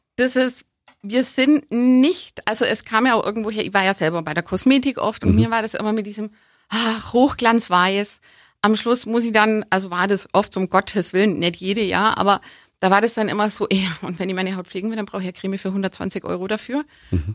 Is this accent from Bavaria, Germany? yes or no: yes; Augsburg, Bavaria, Germany; ich bin in Augsburg geboren, ich bin schon immer hier